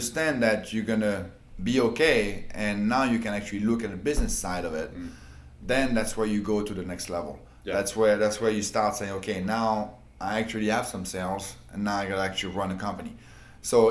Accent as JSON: {"language": "English", "country": "France", "moved": "as an adult", "lives_now": "United States", "said": "I moved from France. I was 21"}